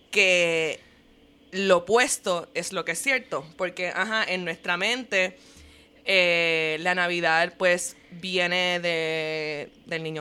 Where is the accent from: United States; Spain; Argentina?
United States; Spanish is a second language; yo estaba en mi mente source of information porque soy tan gringa